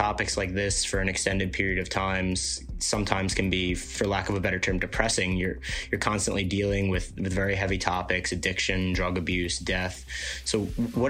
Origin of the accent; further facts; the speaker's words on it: New York City, New York, United States; growing up on Staten Island my whole life